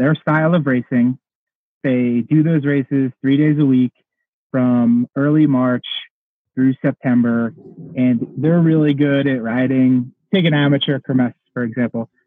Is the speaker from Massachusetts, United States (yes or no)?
no; Cape May, New Jersey, United States; also born or lived in Belgium; my hometown like Cape May